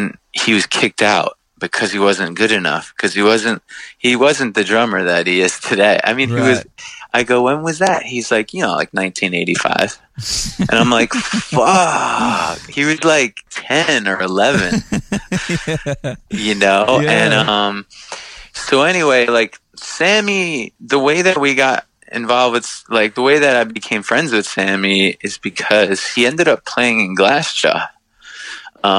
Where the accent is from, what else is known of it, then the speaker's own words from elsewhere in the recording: Long Island, New York, United States; we grew up on Long Island